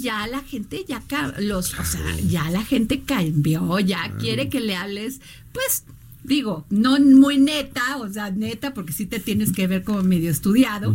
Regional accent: Veracruz, Mexico; now in Mexico City, Mexico; yo migré, yo soy veracruzana, migré a la Ciudad de México

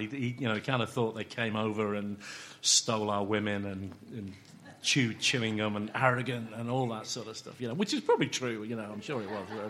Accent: England, United Kingdom; we as the English

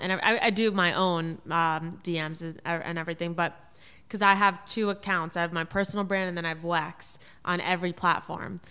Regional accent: South Florida, United States; also born or lived in New York City; my parents were living in South Florida. That's where I grew up

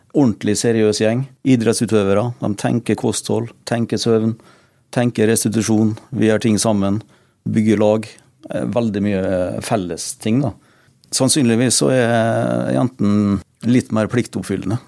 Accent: Norway; Jeg er jo født og oppvokst ute i Eurosen

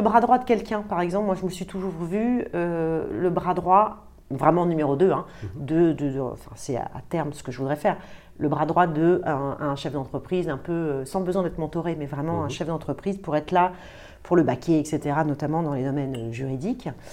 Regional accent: Paris, Île-de-France, France; Je, je viens euh, euh, de Paris. Je suis vraiment parisienne

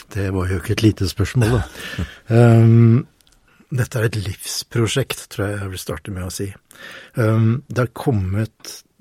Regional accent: Troms, Norway; jeg vokste opp i samisk uh, område i Nord-Troms, uh, som søring

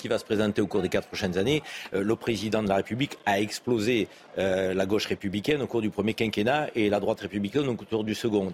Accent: Marseille, Provence-Alpes-Côte d'Azur, France; en tant que Marseillais

